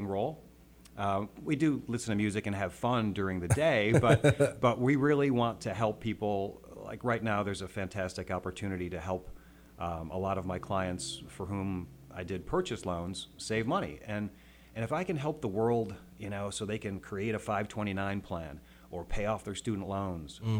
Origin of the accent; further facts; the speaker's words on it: upstate New York, United States; moved away as an adult; also born or lived in Colorado; grew up in upstate New York